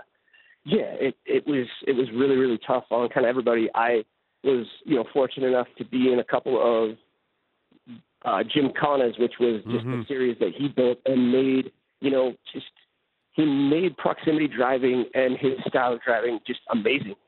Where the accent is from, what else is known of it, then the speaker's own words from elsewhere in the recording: Salt Lake City, Utah, United States; I'm from Salt Lake City, where driving in snow and ice is pretty common